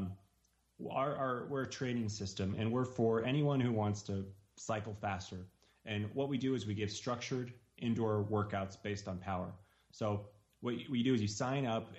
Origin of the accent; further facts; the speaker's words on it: Reno, Nevada, United States; We're from Reno, Nevada.